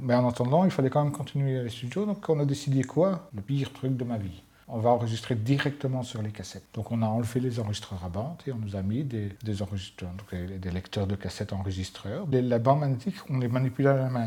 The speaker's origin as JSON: {"language": "French", "town": "Mons", "region": "Wallonia", "country": "Belgium", "also_born_or_lived": "Brussels", "accent": "Walloon", "moved": "as an adult", "said": "venant de Mons"}